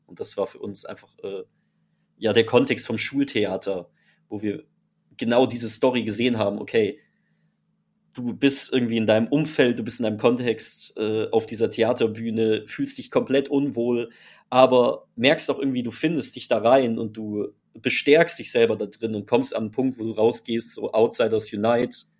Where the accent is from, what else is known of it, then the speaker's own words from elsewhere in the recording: Freiburg, Baden-Württemberg, Germany; Wir kommen aus Freiburg, sind dort aufgewachsen, sprich, wir sind äh, quasi an der Grenze zu Frankreich aufgewachsen